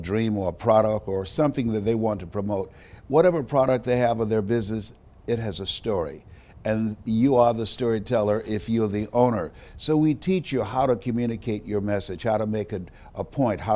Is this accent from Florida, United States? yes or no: yes; Miami, Florida, United States; the place where I'm from, which is right here in Miami. I was born in Liberty City